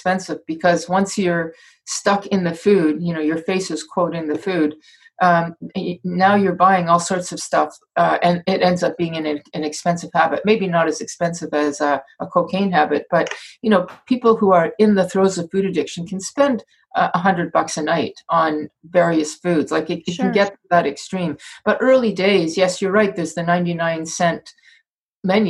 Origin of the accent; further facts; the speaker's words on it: Canada; I'm from Canada